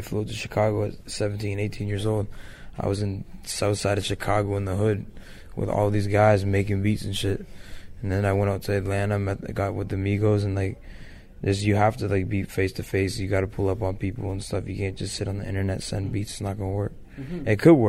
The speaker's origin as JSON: {"language": "English", "region": "Ontario", "country": "Canada", "said": "so I rep where I'm from. I also rep Toronto. I rep Canada. I rep Ontario."}